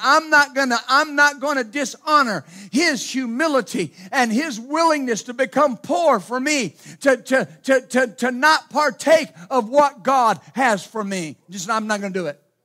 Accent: Ashland, Ohio, United States; moved away; also born or lived in Wilmington; I was born in Wilmington, and, and they moved very shortly thereafter to Ashland, Ohio

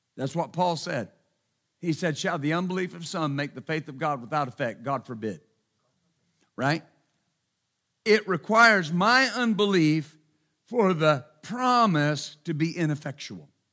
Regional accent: Texas, United States; I'm from Texas

